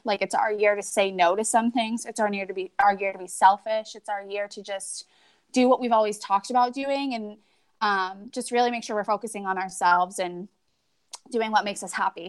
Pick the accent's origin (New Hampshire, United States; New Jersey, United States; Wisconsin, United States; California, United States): New Hampshire, United States; moved away as an adult; we moved back to New Hampshire in 2015. We're both originally from here. Um, we lived in, we live right now in my hometown. So I was born and raised here.